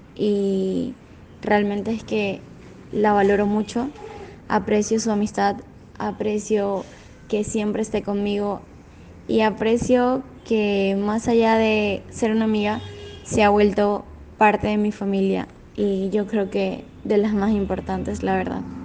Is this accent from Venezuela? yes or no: yes; Venezuela; now in Lima, Peru; soy de Venezuela